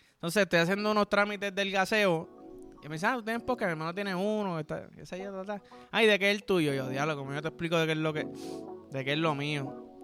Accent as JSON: {"language": "Spanish", "country": "Puerto Rico", "said": "yo soy boricua"}